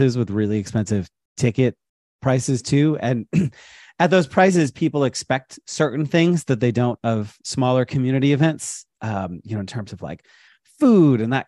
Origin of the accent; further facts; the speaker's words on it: United States; I'm an American